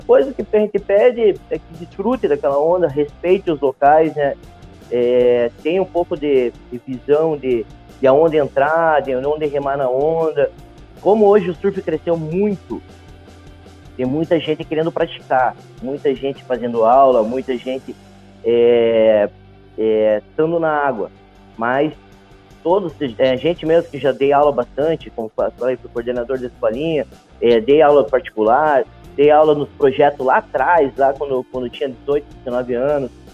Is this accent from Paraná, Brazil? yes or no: yes; Matinhos, Paraná, Brazil; also born or lived in Curitiba / Portugal; Eu nasci em Curitiba, mas só nasci e vim para cá, para Matinhos. Minha mãe é professora aqui do município e eu convivi aqui nessa cidade por minha vida toda, praticamente